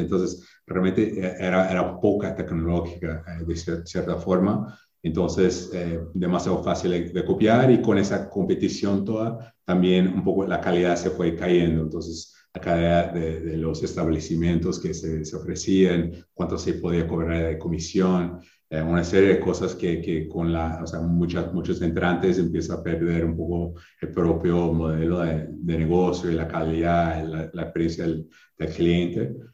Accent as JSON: {"language": "Spanish", "region": "Wisconsin", "country": "United States", "tie": "born or raised there", "also_born_or_lived": "Chile", "second_language": "Spanish", "moved": "as an adult", "lives_now": "Brazil", "said": "crecí toda la vida en Wisconsin"}